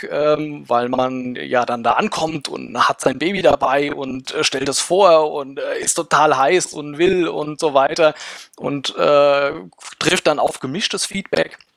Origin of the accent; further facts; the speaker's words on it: Rhineland-Palatinate, Germany; ich komme aus dem schönen Rheinhessen, äh, wohne ein bisschen südlich von Mainz, für den Leuten, denen es nichts sagt, äh, im schönen Schwabsburg, kleiner Ort äh, hier am Rhein.